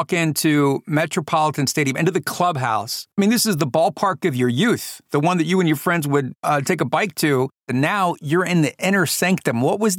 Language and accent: English; Orlando, Florida, United States; also born or lived in Ohio; I was born in Ohio, but when I was 5 or 6, we moved to Orlando.